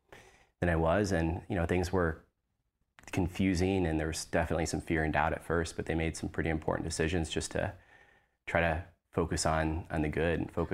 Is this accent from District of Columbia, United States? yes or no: yes; Washington, District of Columbia, United States; born there; I was born in Washington, D.C. My dad was military